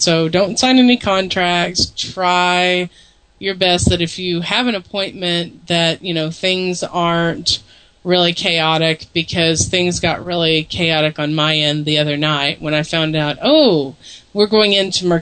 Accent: Tennessee, United States; accent: southern influence; now in Missouri, United States; I'm originally from Tennessee

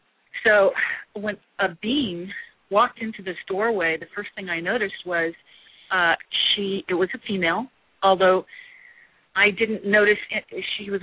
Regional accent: Midwest, United States; now in California, United States; The minute I heard about vegetarianism when I moved to California from the Midwest, I said, yes, this is for me.

